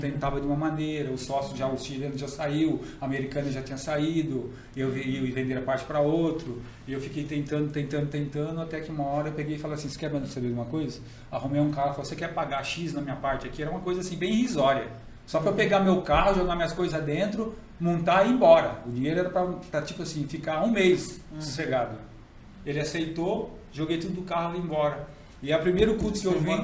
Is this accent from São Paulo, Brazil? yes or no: yes; São Bernardo do Campo, São Paulo, Brazil; moved away as an adult; also born or lived in Rio Preto; now in Borebi, Brazil; Morei, nasci aqui em Borebi, mas fui com seis meses para São Bernardo. Vivi a minha vida toda praticamente lá em São Bernardo